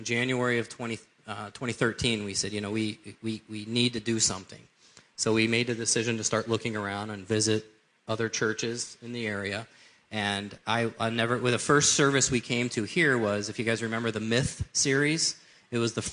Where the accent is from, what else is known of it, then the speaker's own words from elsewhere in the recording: Cleveland, Ohio, United States; I grew up here in the Cleveland area